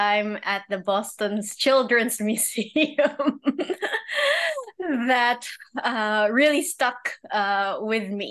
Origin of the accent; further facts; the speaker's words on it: Manila, Metro Manila, Philippines; also born or lived in Cambridge, Massachusetts; I grew up in Manila, but I do have a year overseas.